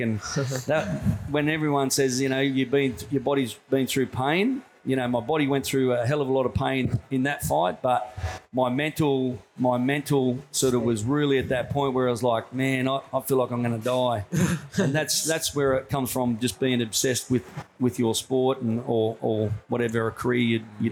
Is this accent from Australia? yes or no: yes; Tamworth, New South Wales, Australia; also born or lived in Newcastle / Mathara, Victoria / Sunshine Coast; mostly done all my growing up in Tamworth, which is like a country town in New South Wales